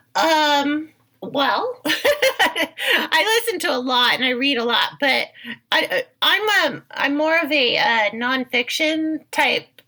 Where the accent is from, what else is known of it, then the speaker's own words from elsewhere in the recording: Bay Area, California, United States; I was raised in the Bay Area